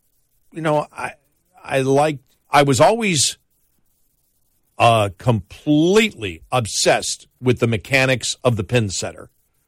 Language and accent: English; Buffalo, New York, United States; moved away; I'm from Buffalo. I mean, bowling's like the national pastime up there.